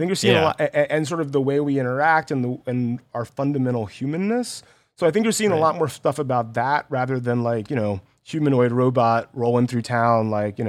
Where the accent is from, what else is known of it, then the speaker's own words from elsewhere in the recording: Columbus, Georgia, United States; I grew up in Georgia, in Columbus.